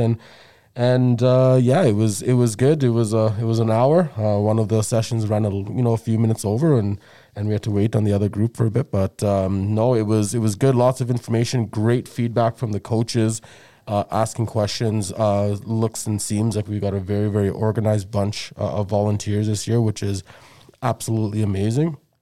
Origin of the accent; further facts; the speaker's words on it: South Africa; moved away; when was growing up in South Africa